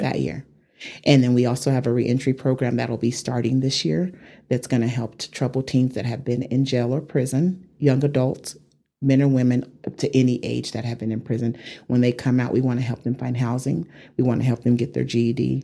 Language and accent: English; Amarillo, Texas, United States; moved away as an adult; also born or lived in Atlanta; I grew up in Hamlet, the Hamlet area.